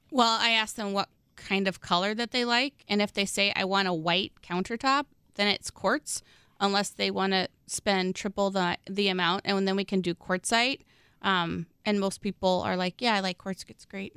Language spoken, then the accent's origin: English; Midwest, United States; I'm such a Midwesterner